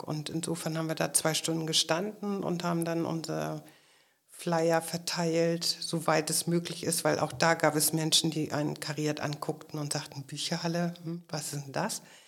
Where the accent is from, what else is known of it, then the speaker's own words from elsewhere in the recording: Schleswig-Holstein, Germany; ich komme aus Schleswig-Holstein